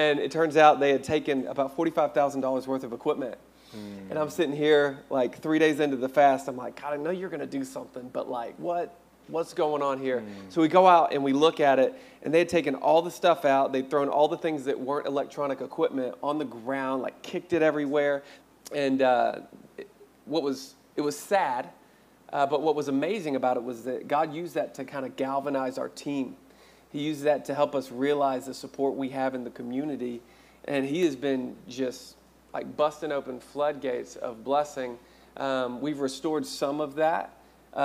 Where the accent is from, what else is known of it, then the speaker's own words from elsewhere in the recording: Arkansas, United States; moved away; I'm originally from Arkansas